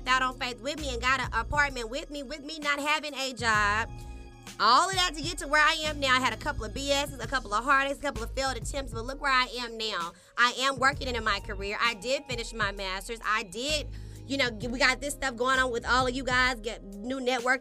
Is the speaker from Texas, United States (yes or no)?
yes; Dallas, Texas, United States; moved away; I came from Dallas, Texas